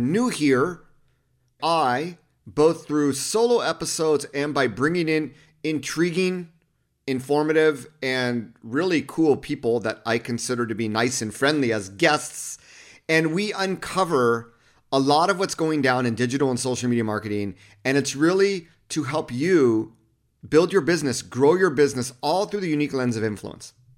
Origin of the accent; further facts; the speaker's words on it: Los Angeles County, California, United States; When I grew up in Los Angeles County, two one three was actually our area code